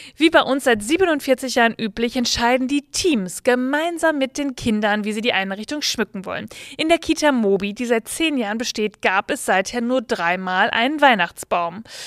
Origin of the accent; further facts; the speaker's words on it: Bavaria, Germany; Ich komme ja aus Bayern